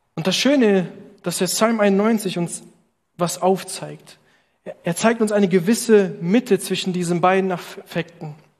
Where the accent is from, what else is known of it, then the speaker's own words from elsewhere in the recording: Italy; now in Berlin, Germany; als Italiener